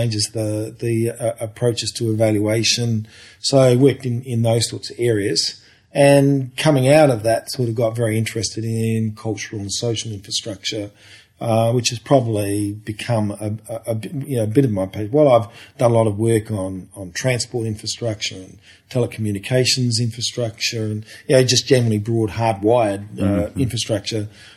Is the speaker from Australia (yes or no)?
yes; Port Pirie, South Australia, Australia; I grew up in Port Pirie, which is a couple of hours north of here